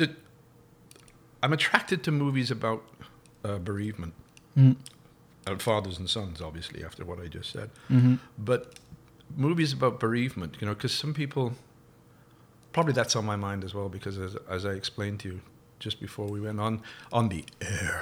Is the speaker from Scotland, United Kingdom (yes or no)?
no; Woodford Green, London, United Kingdom; accent: Cockney; moved away as an adult; now in Ottawa, Canada; I was born in Woodford Green, Essex, which is within the sound of Bow Bells, which means technically I'm a Cockney.